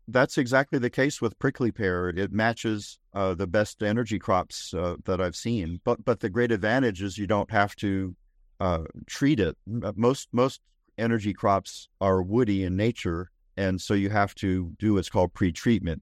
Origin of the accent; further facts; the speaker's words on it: Northeast, United States; now in Texas, United States; I grew up in the Northeast